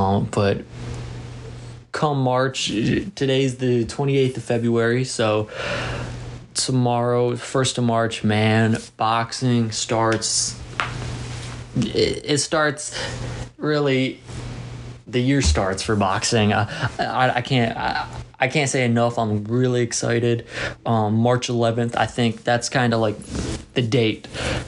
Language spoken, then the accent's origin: English; Arlington, Texas, United States; a week after Tank versus Ryan in my hometown of Arlington, Texas.